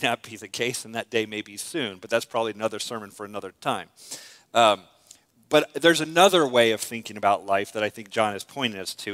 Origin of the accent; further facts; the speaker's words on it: United States; I was born in America